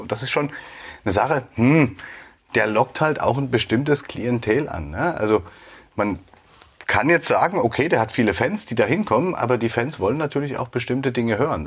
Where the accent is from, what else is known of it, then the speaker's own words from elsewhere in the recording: Dresden, Saxony, Germany; ich bin auch in Dresden geboren